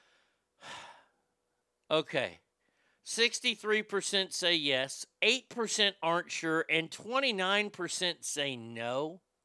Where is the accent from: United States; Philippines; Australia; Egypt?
United States; Texas; also born or lived in Reno, Nevada; I'm a Texan through and through